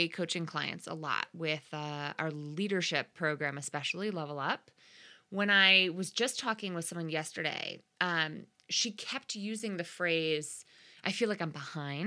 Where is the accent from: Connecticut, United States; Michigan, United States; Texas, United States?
Connecticut, United States; my home state of Connecticut